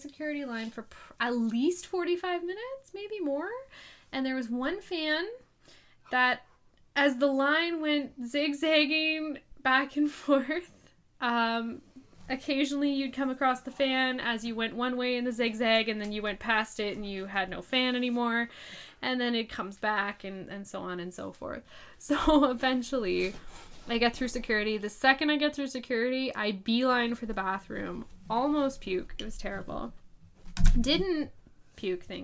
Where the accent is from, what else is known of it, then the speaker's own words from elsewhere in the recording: Canada; I'm Canadian.